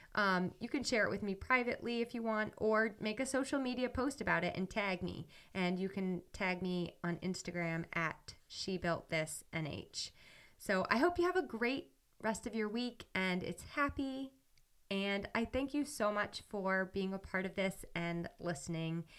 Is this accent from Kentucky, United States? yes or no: no; New Hampshire, United States; moved away as an adult; also born or lived in Ohio; I'm from New Hampshire, and I went to school in Ohio.